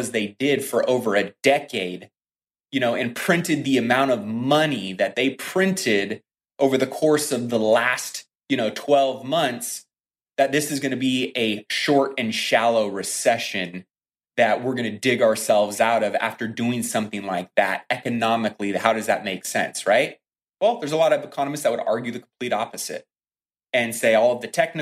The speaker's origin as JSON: {"language": "English", "country": "United States", "said": "we as the American people"}